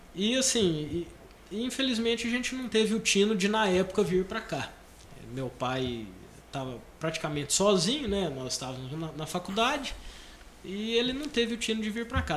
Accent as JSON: {"language": "Portuguese", "region": "Goiás", "country": "Brazil", "also_born_or_lived": "Goiânia", "moved": "as an adult", "said": "Nós somos de Goiás e em 2002 para 2003 nós vendemos a fazenda em Goiás"}